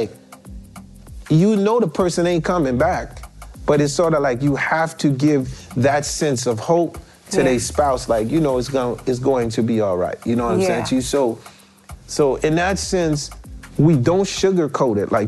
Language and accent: English; New York, United States; moved away; also born or lived in Haiti / New Jersey; coming from Haiti where I come from, growing up in Brooklyn, moving to Jersey